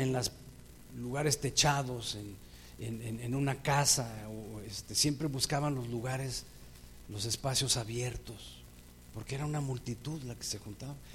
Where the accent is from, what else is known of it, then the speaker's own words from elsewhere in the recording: Mexico City, Mexico; Yo nací en la Ciudad de México, crecí en la Ciudad de México